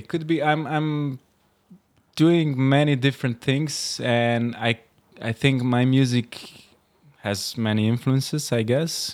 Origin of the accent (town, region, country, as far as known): Slovenia; born or raised there; moved away as an adult; also born or lived in Rotterdam, Netherlands / Amsterdam, Netherlands